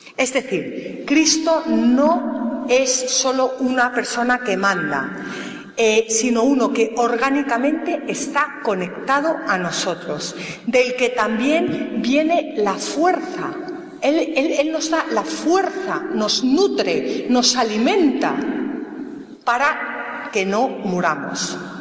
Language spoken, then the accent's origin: Spanish; Galicia, Spain; now in Madrid, Spain; soy gallega